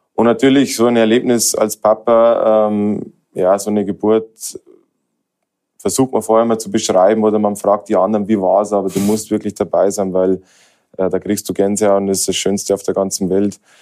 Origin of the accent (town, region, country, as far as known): Germany; now in Austria